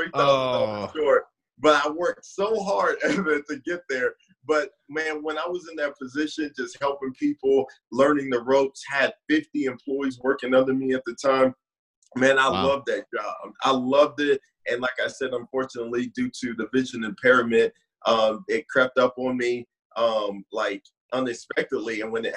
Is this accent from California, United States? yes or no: yes; San Diego, California, United States; moved away; also born or lived in Oceanside, California / St. Louis, Missouri / Tulsa, Oklahoma; born and raised in San Diego, California